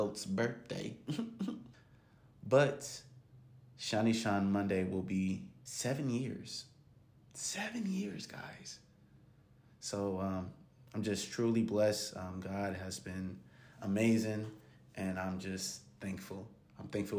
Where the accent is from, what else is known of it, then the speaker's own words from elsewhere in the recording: Gahanna, Ohio, United States; Gahanna, Lincoln, Lions, football team, high school, hey, my alma mater, my hometown, just a kid from Gahanna